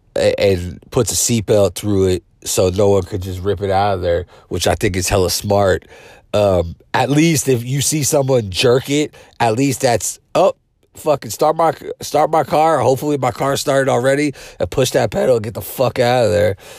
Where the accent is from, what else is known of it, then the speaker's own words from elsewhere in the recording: South San Francisco, California, United States; my hometown, South City